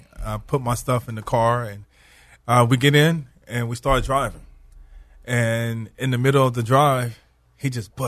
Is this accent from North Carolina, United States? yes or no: no; Houston, Texas, United States; moved away; also born or lived in Hattiesburg, Mississippi / New Orleans, Louisiana; I grew up in Houston, Texas, but I lived in Mississippi, Hattiesburg, Mississippi, New Orleans, Louisiana